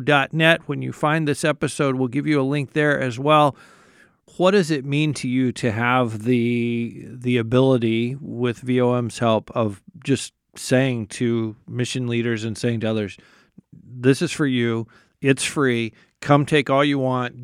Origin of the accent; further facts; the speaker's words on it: United States; as an American